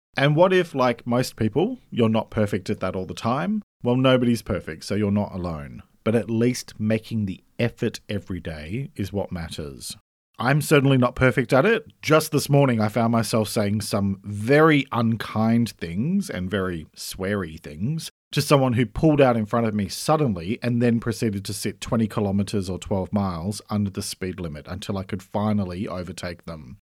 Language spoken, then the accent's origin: English; Australia; I'm an Australian writer